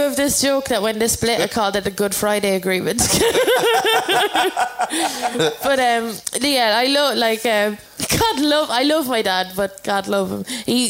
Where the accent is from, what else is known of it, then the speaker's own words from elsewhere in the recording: London, United Kingdom; born there; accent: Irish; I was born in London and I always felt like there was some, that was my home, but I don't think it is.